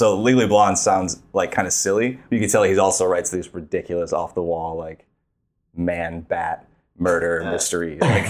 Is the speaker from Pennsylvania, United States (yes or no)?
no; Bellevue, Ohio, United States; Bellevue. This is in Northwest Ohio, so by Cedar Point.